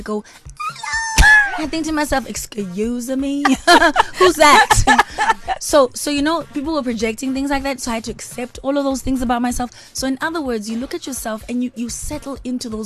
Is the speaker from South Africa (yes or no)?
yes; South Africa; from South Africa. I'm made in South Africa.